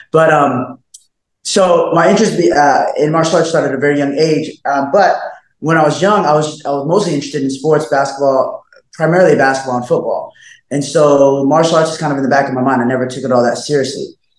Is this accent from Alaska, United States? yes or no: yes; Alaska, United States; also born or lived in Colorado Springs / Northern California; I was born in, Colorado Springs. I was raised as an adolescent, as a young boss, I was raised in Alaska. Right. But then going into my teens and beyond, Northern California.